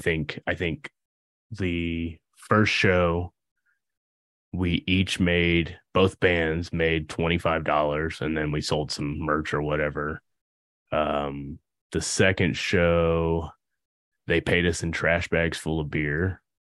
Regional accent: Indianapolis, Indiana, United States; We're from Indy

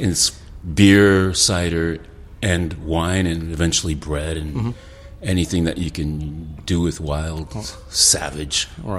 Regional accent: Morristown, New Jersey, United States; also born or lived in Paris, France / Loire Valley, France; now in France; Dual nationality. Okay. Yeah, I was born in Morristown, New Jersey, not far from here.

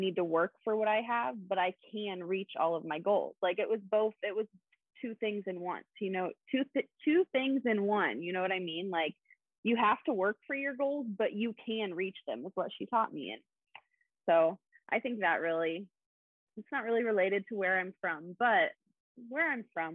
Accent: Kansas, United States; moved away; I grew up in Kansas

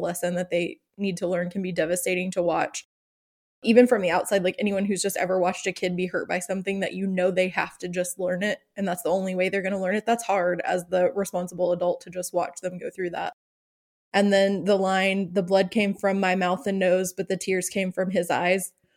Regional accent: Oklahoma, United States; growing up in the South slash Midwest, I'm, obviously I, we've talked about, I live in Oklahoma, which is right in the middle

